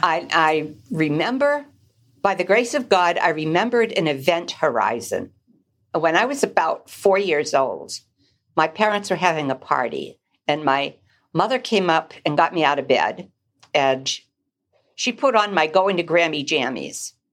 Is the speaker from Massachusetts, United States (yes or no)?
yes; Newburyport, Massachusetts, United States; now in Manchester, United States; I grew up on Plum Island in Newburyport, Massachusetts